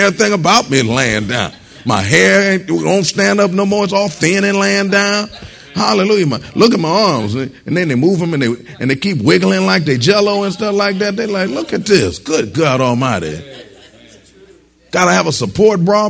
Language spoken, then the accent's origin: English; Michigan, United States; I was born in Michigan